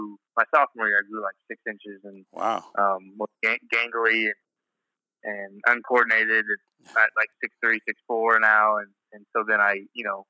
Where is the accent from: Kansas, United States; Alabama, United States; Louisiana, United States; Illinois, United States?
Kansas, United States; Emporia; also born or lived in Wichita, Kansas; I grew up in Emporia, Kansas, about an hour north of Wichita